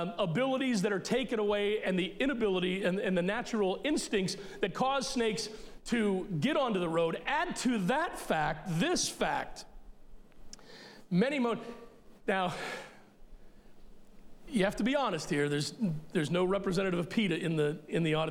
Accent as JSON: {"language": "English", "town": "Elkton", "region": "Maryland", "country": "United States", "tie": "born or raised there", "said": "we grew up in Elkton, Maryland"}